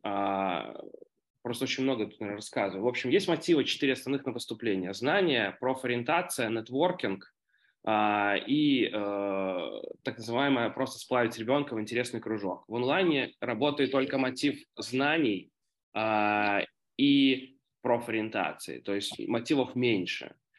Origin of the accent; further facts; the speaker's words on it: Minsk, Belarus; я сам из Минска